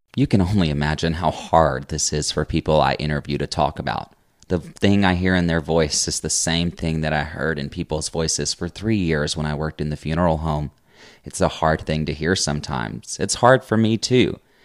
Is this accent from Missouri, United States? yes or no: no; Baxley, Georgia, United States; now in Athens, United States; every time I drive four hours south to my hometown, Baxley